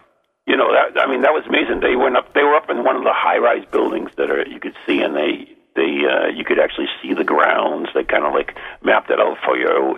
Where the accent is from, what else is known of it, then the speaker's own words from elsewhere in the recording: New England, United States; I'm from New England